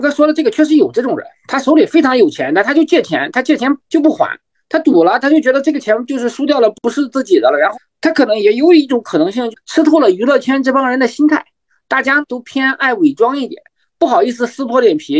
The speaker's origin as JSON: {"language": "Chinese", "region": "Shandong", "country": "China", "said": "我们山东人普遍，咱因为我们三个嘉宾两个山东人啊，因为我们山东人都可能是向张继科学习"}